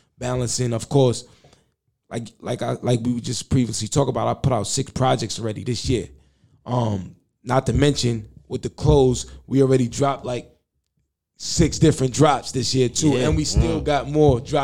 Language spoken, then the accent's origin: English; New York City, New York, United States; I'm not saying I wasn't born in Queens, but I was raised in Queens, like my whole life.